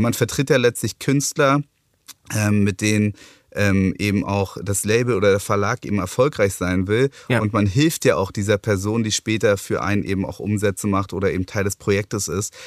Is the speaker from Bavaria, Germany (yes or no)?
no; Berlin, Germany; Ich bin eben Ur-Berliner